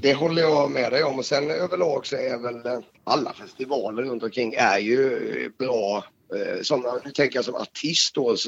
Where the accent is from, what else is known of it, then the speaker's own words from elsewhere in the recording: Småland, Sweden; jag är ju född i Småland